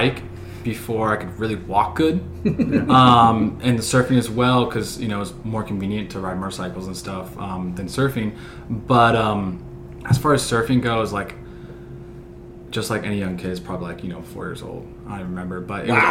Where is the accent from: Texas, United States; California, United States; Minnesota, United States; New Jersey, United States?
California, United States; Orange County; growing up in Orange County